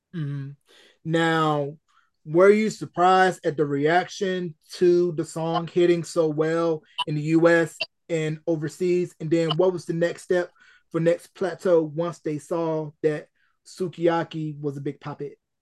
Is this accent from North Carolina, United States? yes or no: yes; North Carolina, United States; my hometown in North Carolina